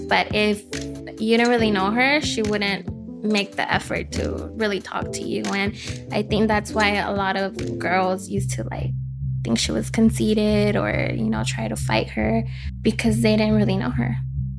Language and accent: English; East Los Angeles, California, United States; also born or lived in Bell Gardens; I grew up in East